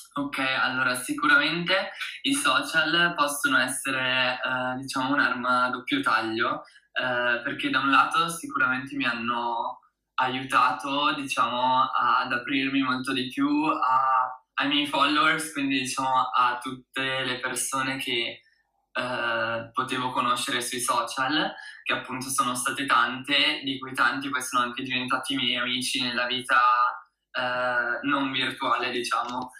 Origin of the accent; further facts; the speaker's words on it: Italy; also born or lived in United States; del mio paese di nascita, l'Italia